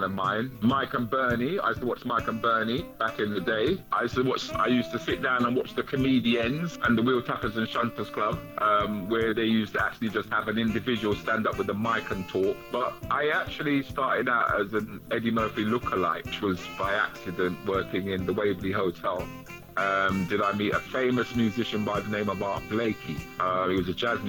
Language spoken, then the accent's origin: English; London, United Kingdom; I grew up in Northwest London